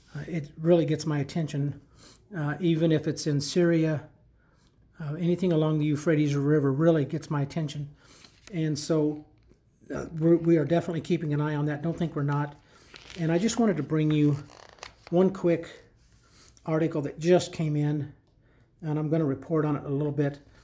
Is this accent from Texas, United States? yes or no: no; Illinois, United States; moved away; Illinois, my home state. Unfortunately, not, well, I mean, where I'm from, not currently where I reside